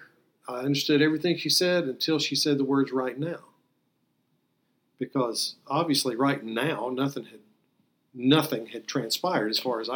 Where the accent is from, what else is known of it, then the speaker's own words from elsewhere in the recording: the Bible Belt, United States; I had heard growing up in the Bible Belt many, many times I had heard sermons